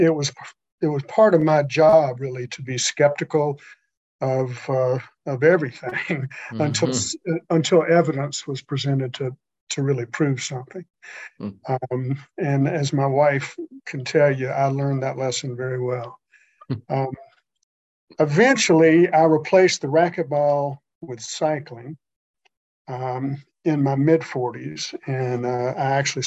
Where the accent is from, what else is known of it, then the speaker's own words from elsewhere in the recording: Augusta, Georgia, United States; also born or lived in Atlanta, Georgia; I was raised in Augusta